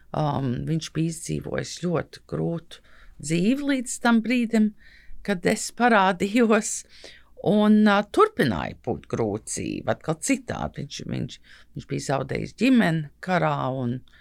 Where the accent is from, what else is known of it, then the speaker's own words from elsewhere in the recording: United States; now in Latvia; kad uzaugu Amerikā